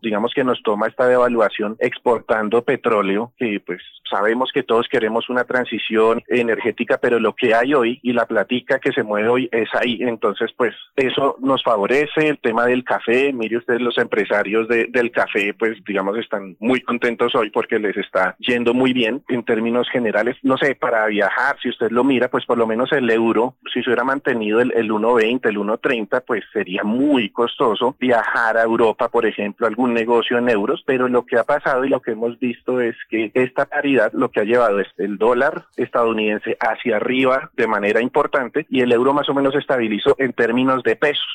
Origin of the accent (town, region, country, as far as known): Colombia